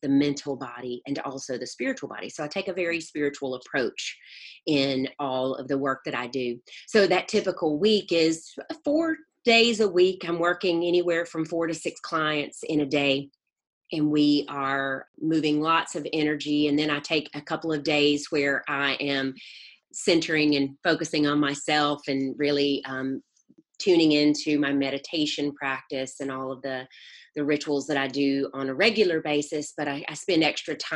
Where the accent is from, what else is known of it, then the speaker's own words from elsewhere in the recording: North Mississippi, United States; moved away as an adult; also born or lived in South Florida / California; now in Atlanta, United States; I was born and raised in Mississippi. I haven't lived in Mississippi since I was 18 years old